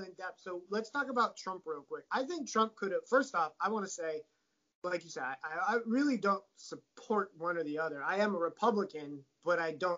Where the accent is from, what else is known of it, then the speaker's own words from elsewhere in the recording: Maui, Hawaii, United States; also born or lived in Romania; I was adopted almost at 3 years old, and I came over. I grew up. I grew up on Maui